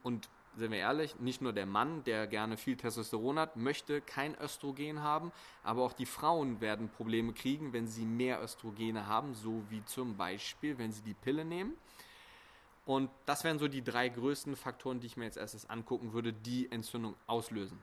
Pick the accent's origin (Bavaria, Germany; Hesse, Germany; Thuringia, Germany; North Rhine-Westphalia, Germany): North Rhine-Westphalia, Germany; Bonn; also born or lived in Essen; hier in Deutschland, in Bonn. Ähm, da komme ich auch her, beziehungsweise ich studiere in Essen